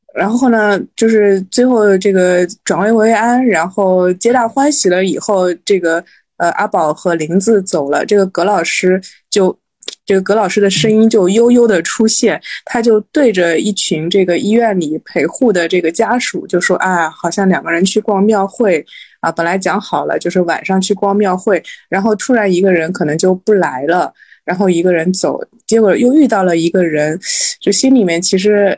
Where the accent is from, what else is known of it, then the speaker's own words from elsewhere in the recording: Shanghai suburban county, China; 我是一个在一九八零年代初期出生在上海的 上海人，但是我是上海郊县人，从非常严格的意义上来说，不算是上海人